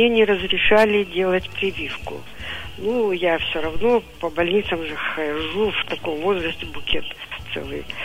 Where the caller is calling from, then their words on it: Divnogorsk, Krasnoyarsk Krai, Russia; Вот я из Дивногорска.